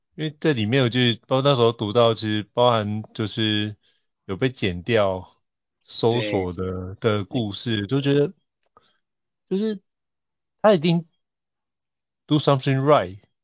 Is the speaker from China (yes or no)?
no; Taiwan; 我对我，我土生土长的这块土地